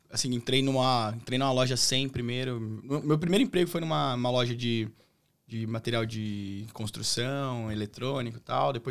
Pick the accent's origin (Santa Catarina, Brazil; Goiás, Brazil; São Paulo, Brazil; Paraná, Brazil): São Paulo, Brazil; Jacareí; Cresci em Jacareí, mas Cunha para mim foi, me deu um, uma notoriedade bem legal.